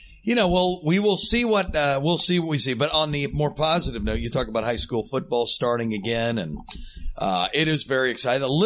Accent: Dayton, Ohio, United States; I am from right here in Dayton, born and raised in Dayton, Ohio

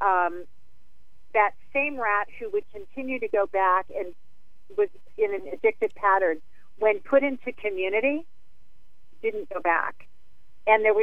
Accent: Colorado, United States; my hometown of Colorado

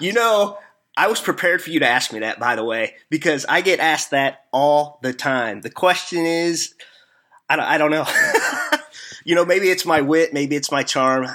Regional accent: Missouri, United States; accent: hillbilly; I am from Missouri, so I'm not from the South

